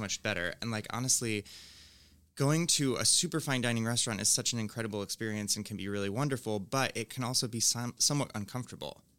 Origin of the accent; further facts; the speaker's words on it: Finger Lakes, upstate New York, United States; moved away; I'm from upstate New York